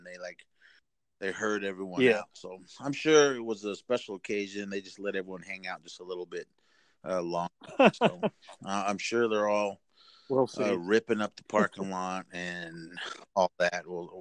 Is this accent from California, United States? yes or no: yes; Oakland, California, United States; I was born in 71, lived in Oakland my whole life